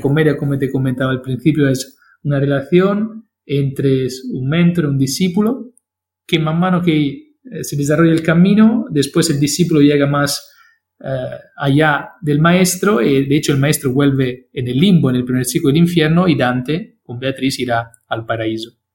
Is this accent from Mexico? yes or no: no; Italy; Spanish is a second language; yo soy italiano